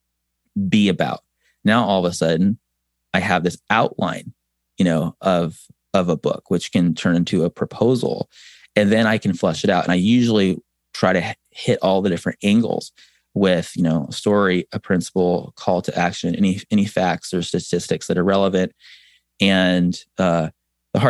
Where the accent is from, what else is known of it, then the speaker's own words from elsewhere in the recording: San Diego, California, United States; moved away; I'm from San Diego originally